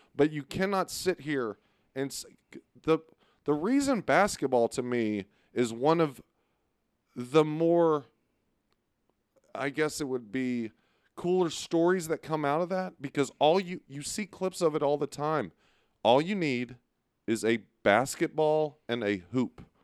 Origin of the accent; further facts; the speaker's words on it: Beaumont, Texas, United States; I'm from Beaumont.